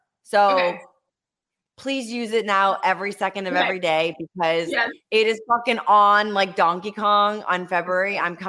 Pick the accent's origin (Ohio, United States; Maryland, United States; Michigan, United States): Ohio, United States; now in Los Angeles, United States; I'm in LA. Yeah. But I'm from Ohio. So I'm not like all these LA. I'm not like all these LA people. I just like live here currently.